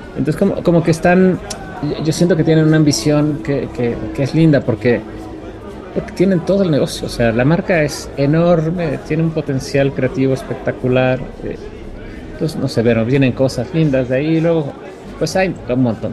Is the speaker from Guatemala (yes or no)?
no; Mexico; como jurados mexicanos